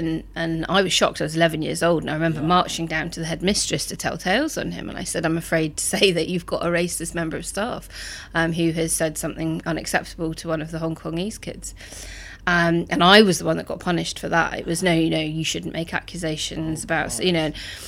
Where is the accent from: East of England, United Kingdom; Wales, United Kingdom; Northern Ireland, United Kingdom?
Northern Ireland, United Kingdom; also born or lived in North West London; I grew up in Northern Ireland during the height of the Troubles, so that was a really politicised environment.